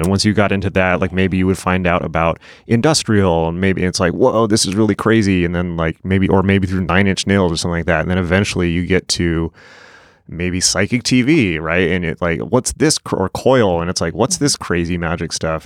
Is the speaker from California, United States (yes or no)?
yes; San Diego, California, United States; I grew up in San Diego